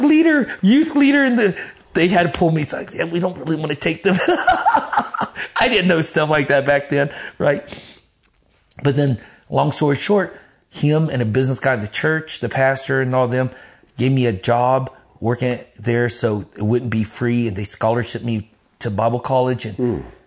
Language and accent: English; Texas, United States; also born or lived in Grand Prairie, Texas / Dallas, Texas; I'm from Texas